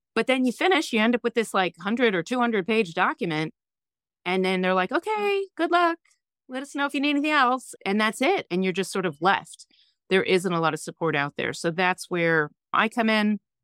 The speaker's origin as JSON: {"language": "English", "region": "New York", "country": "United States", "also_born_or_lived": "San Francisco / North Carolina", "said": "I'm originally from New York"}